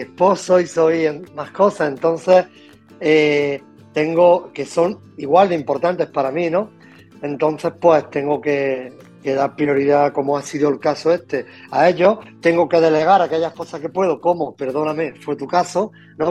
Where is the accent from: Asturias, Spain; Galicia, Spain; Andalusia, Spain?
Andalusia, Spain; Loja; yo soy de donde soy, soy del sur de, de España, Andalucía, de Granada, de Loja, o de, de, pueblo, ¿no? de campo